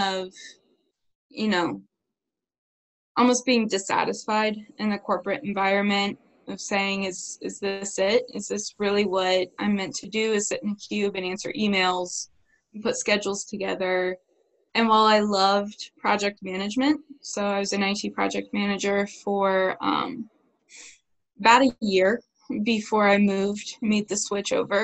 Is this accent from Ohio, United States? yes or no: yes; Ohio, United States; Growing up in Ohio